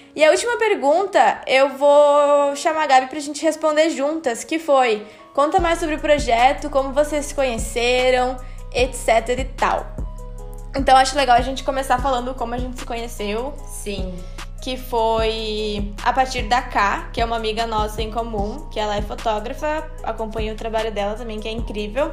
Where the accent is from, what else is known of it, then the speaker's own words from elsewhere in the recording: São Leopoldo, Rio Grande do Sul, Brazil; a gente é de São Leopoldo, que é uma cidadezinha do lado de Porto Alegre, no Rio Grande do Sul